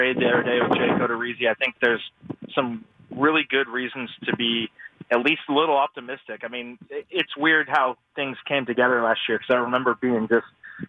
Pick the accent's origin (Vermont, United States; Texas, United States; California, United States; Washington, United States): California, United States; I grew up a Niner fan. I'm from California.